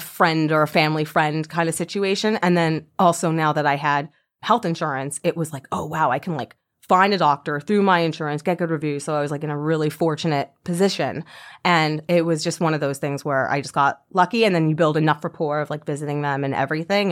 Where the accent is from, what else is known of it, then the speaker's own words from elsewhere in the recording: Deerfield Beach, Florida, United States; moved away as an adult; also born or lived in New York; I grew up in Deerfield Beach, and I moved to New York when I was 19 years old